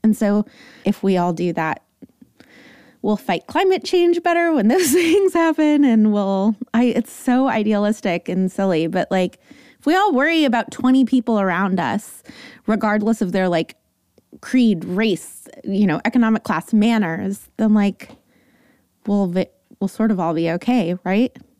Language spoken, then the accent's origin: English; Los Angeles, California, United States; San Fernando Valley. So I come by my likes and totallys and definitleys very authentically